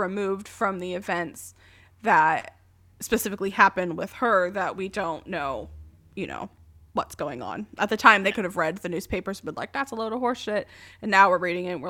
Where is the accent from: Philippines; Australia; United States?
United States; And I'm American.